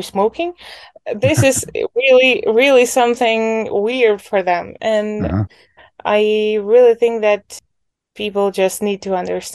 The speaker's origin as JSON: {"language": "English", "region": "Poltava Oblast", "country": "Ukraine", "tie": "born or raised there", "said": "I grew up in the Poltava region. That's basically the center of Ukraine."}